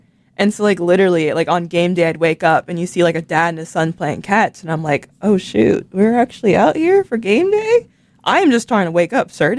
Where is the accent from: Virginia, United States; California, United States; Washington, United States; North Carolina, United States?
Virginia, United States; moved away; I'm literally from a part of Virginia that you just don't know about.